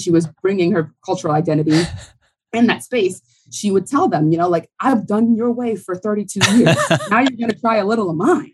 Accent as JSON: {"language": "English", "town": "New Orleans", "region": "Louisiana", "country": "United States", "also_born_or_lived": "Notre Dame, Indiana", "moved": "as an adult", "said": "I'm from New Orleans, Louisiana."}